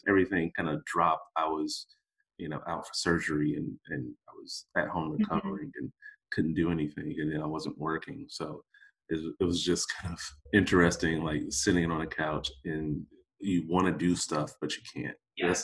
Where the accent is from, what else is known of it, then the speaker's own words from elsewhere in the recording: Detroit, Michigan, United States; moved away; I grew up in the States, right? So I'm, you know, originally from Detroit.